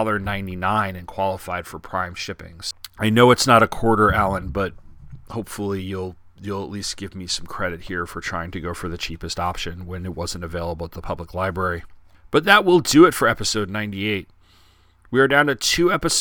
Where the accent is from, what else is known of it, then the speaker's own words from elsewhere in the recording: Long Island, New York, United States; now in Charlottesville, United States; Long Island where I grew up on Bald Hill